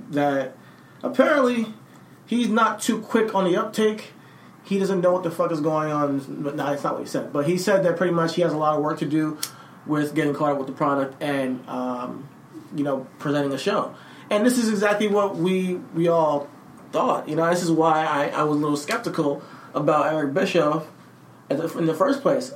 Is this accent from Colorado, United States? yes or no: no; New Jersey, United States; I'm from Jersey. I was born in Jersey.